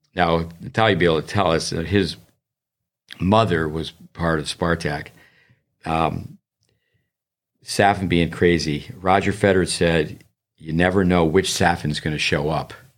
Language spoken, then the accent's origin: English; United States; as an American